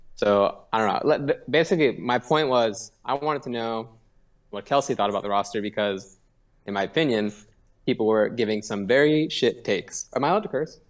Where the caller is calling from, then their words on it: Seattle, Washington, United States; I'm calling from Seattle